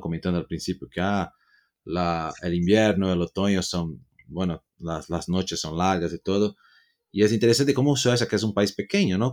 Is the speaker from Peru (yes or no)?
no; Brazil; yo soy latino también ahí de Brasil